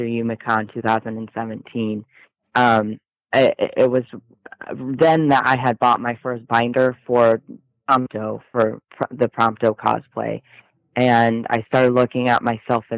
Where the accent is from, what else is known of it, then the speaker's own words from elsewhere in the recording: Michigan, United States; also born or lived in Texas; I'm from Michigan. Okay. I moved to Texas last year for about 8 months, and then I came back to Michigan, Indiana area